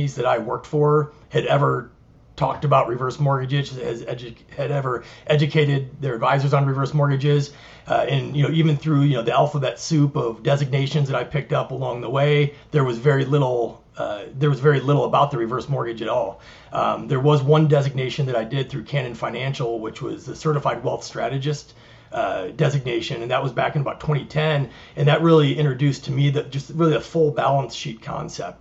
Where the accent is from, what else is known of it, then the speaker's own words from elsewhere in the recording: Midwest, United States; moved away as an adult; also born or lived in Ohio; now in Sun City West, United States; I'm born and raised in the Midwest originally.